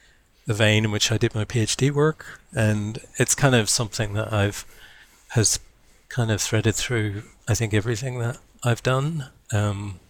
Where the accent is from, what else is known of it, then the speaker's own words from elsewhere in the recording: Belfast, Northern Ireland, United Kingdom; also born or lived in Berkeley, United States; now in Wellington, New Zealand; I live now in New Zealand. I'm originally from Ireland, Belfast, in fact